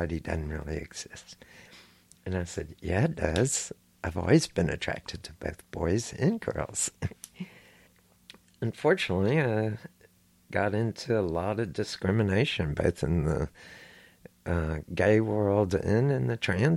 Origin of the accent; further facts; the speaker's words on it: Houston, Texas, United States; I grew up here in Houston, Texas